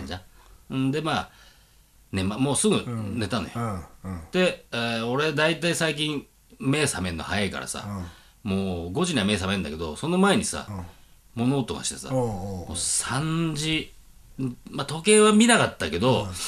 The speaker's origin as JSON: {"language": "Japanese", "region": "Aomori", "country": "Japan", "tie": "born or raised there", "said": "青森だからもうなまってるやん"}